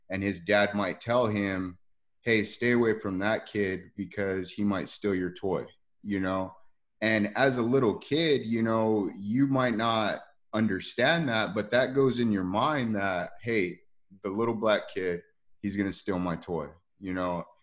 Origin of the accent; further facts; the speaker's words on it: United States; And me being African American, you know, I've I've been uh, stereotyped.